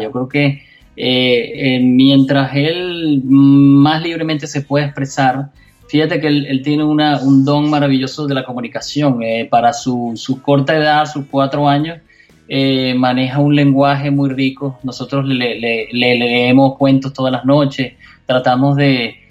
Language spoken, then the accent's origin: Spanish; Venezuela; now in Miami, United States; mi país, en Venezuela